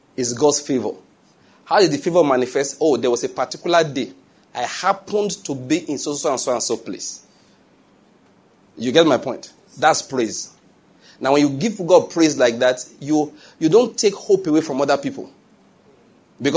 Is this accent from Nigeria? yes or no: yes; Nigeria; I'm Nigerian